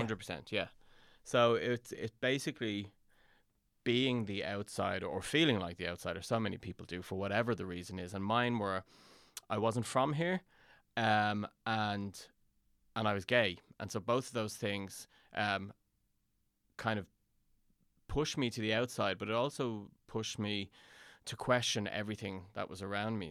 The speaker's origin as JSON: {"language": "English", "town": "Dublin", "region": "Leinster", "country": "Ireland", "tie": "born or raised there", "also_born_or_lived": "London", "said": "I was born in London and my, I, my parents moved home, my parents are Irish and they moved home to, um, Dublin when I was ten"}